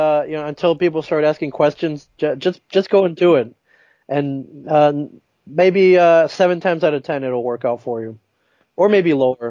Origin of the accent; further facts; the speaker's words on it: Midwest, United States; now in Los Angeles, United States; I grew up mainly in the Midwest, and that is kind of when I met Kevin.